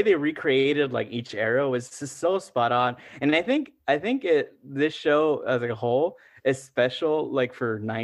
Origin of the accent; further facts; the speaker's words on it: Los Angeles, California, United States; first language Spanish; English is a second language; My first language is Spanish. And no offense to the LAUSD, it's like I didn't learn English in school